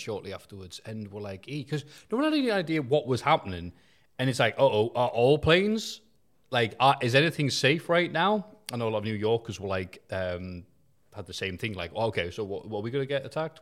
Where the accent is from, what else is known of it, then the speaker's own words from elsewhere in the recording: United Kingdom; being a Brit